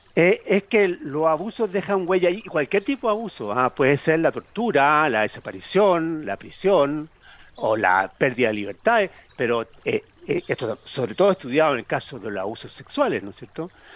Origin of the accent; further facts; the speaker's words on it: Chile